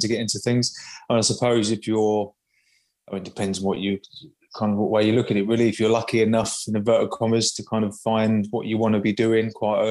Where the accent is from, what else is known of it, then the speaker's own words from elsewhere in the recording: United Kingdom; Just outside of London, UK.